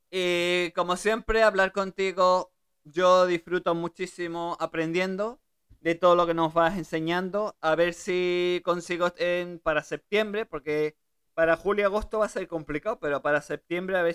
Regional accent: Germany; born there; Yo nací en Alemania

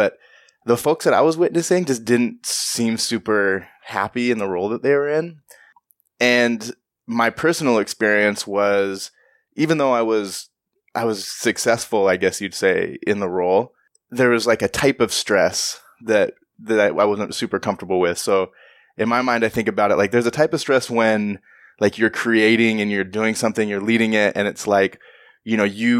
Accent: Washington, United States; Growing up, so I grew up in Central Washington

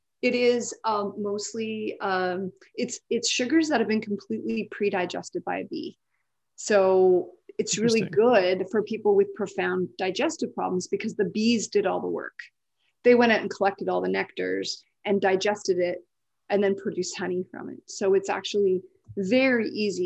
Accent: Canada; we're both Canadian

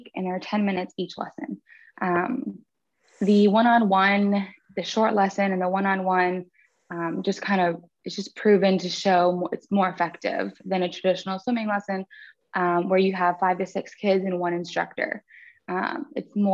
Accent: Florida, United States; so I grew up in Florida, born and raised in Florida.

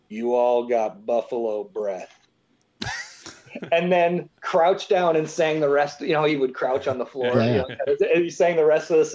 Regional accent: Springville, New York, United States; moved away as an adult; also born or lived in Boston; I grew up in Springville, New York.

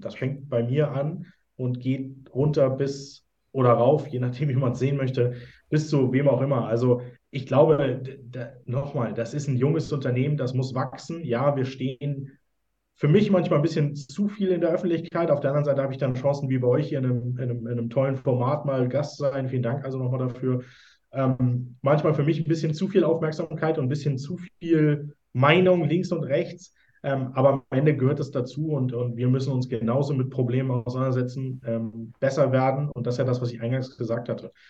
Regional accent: Hamburg, Germany; moved away; ich komme ja ursprünglich aus Hamburg

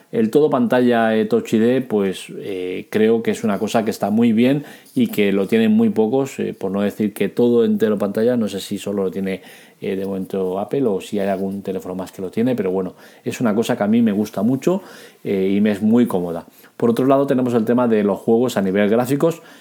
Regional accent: Catalonia, Spain; soy catalán

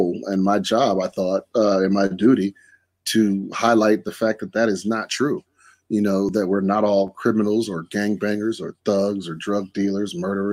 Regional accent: Wisconsin, United States; my home state of Wisconsin.

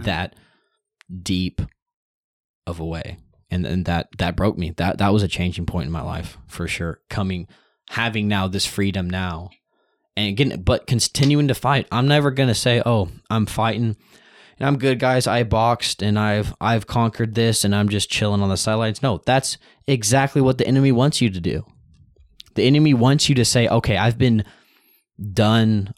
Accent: United States; I'm raised up in a nation that I can actively go out and spread the news

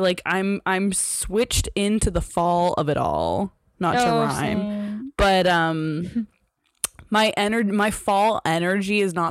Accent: Canada; we're Canadian

